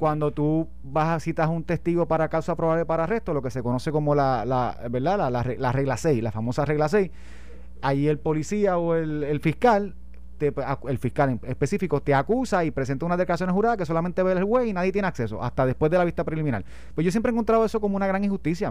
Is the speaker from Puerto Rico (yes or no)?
yes; Puerto Rico